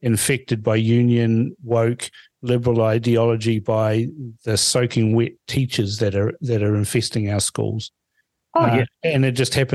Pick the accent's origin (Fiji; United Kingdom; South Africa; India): Fiji; now in New Zealand; I was born in Fiji, so I just reply to them with, Bula Vanaka